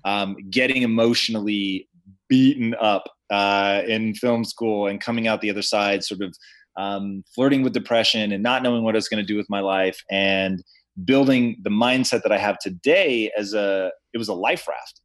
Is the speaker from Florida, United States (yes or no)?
no; Tacoma, Washington, United States; I grew up in Tacoma, Washington